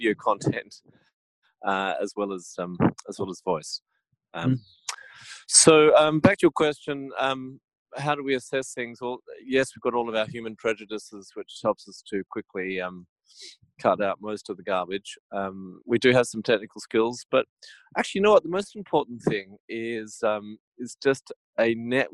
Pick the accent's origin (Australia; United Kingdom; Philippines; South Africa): Australia; it probably is a bit of Aussie prejudice